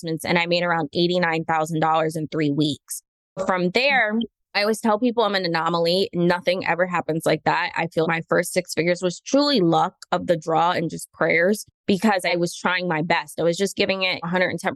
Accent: Orlando, Florida, United States; I grew up in Orlando, Florida, born and raised.

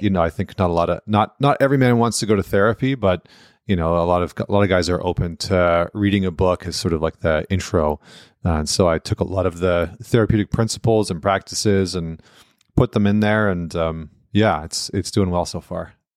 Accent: St. Albert, Alberta, Canada; I'm from right outside of Edmonton, uh, town called Saint Albert

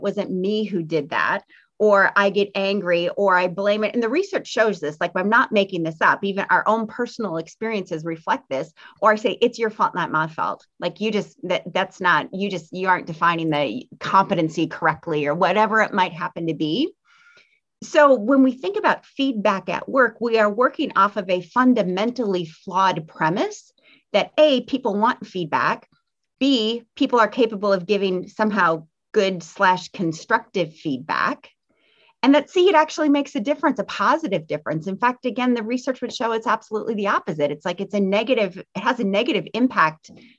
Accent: Midwest, United States; I'm from the Midwest, so I'm a little bit Midwest nice.

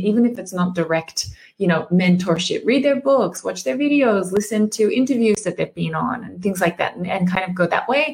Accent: Australia; moved away as an adult; also born or lived in Germany / Japan; I'm Australian. I lived 8 years in Germany, but I specialize also in the Japanese market. You know, I've been in Japan for like a similar amount of time

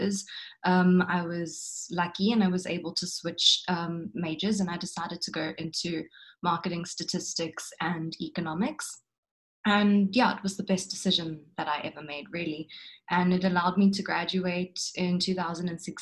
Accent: Port Shepstone, KwaZulu-Natal, South Africa; moved away as an adult; now in Cape Town, South Africa; I'm from a small town in KwaZulu-Natal called Borshepston, or what I like to refer to as Sheppyland. I grew up and I schooled in Borshepston

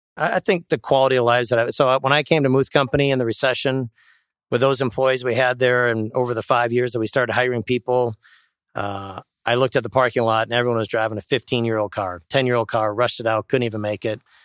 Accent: Sheboygan, Wisconsin, United States; I grew up in Sheboygan and went to Sheboygan North

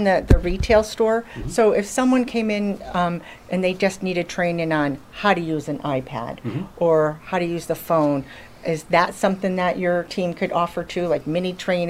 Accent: Connecticut, United States; moved away; I'm from Connecticut

